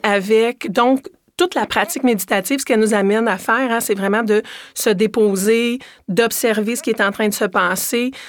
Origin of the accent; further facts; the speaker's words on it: Quebec, Canada; moved away as an adult; quand je suis revenue au Québec en 2015, je suis revenue au Québec comme directrice